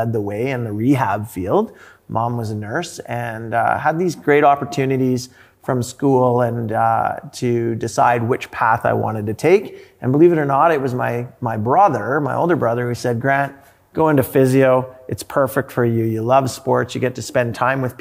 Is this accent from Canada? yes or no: yes; Sherwood Park, Alberta, Canada; also born or lived in Edmonton; I was born here in Edmonton, grew up in Sherwood Park.